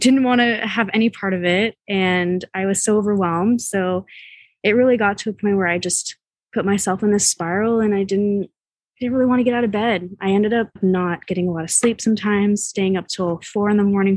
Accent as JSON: {"language": "English", "area": "the Bay Area", "region": "California", "country": "United States", "tie": "born or raised there", "said": "I grew up in the Bay"}